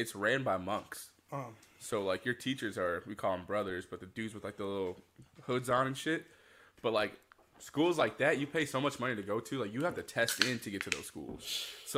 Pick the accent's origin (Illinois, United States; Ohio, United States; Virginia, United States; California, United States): Illinois, United States; Aurora; also born or lived in Louisville, Kentucky; growing up in Aurora